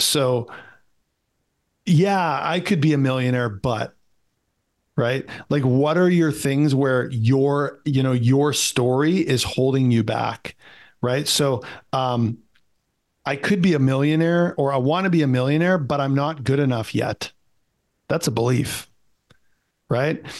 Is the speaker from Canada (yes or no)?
yes; Canada; I'm a Canadian kid